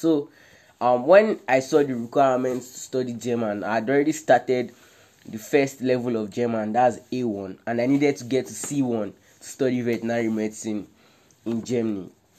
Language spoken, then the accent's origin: English; Nigeria; moved away as an adult; now in Ukraine; we're both Nigerian foreign students here in Ukraine